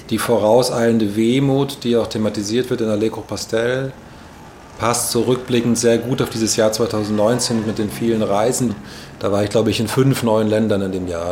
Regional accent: Maintal, Hesse, Germany; moved away as an adult; now in Berlin, Germany; Maintal bei Frankfurt, wo ich aufgewachsen bin, und Berlin, wo ich in den letzten 15 Jahren am meisten Zeit verbracht habe

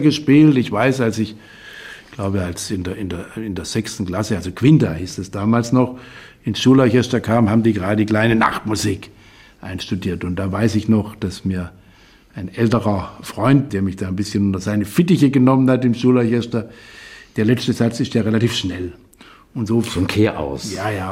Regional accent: Hornberg, Baden-Württemberg, Germany; also born or lived in Gengenbach; in einer Kleinstadt in Hornberg im Schwarzwald, die Stadt des Hornberger Schießens, also eine bedeutende Stadt, äh, wo meine Heimat ist

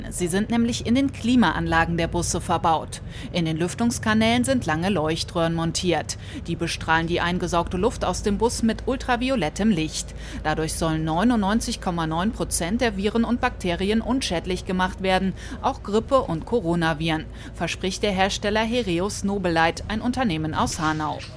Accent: Lithuania; German is a second language; Wetter für mich, es ist normal darum, dass ich bin aus Litauen. Litauen ist nordeuropäischer Staat. Wir haben Winter.

